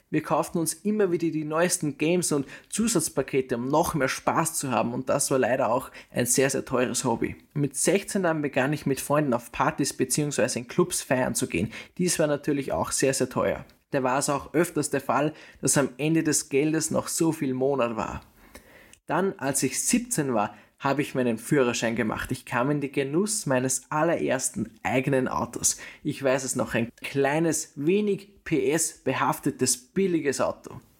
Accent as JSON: {"language": "German", "country": "Austria", "tie": "born or raised there", "said": "Ich bin in Österreich geboren und habe hier den Mittelpunkt meines Lebens. Ich habe hier meine Schulzeit verbracht"}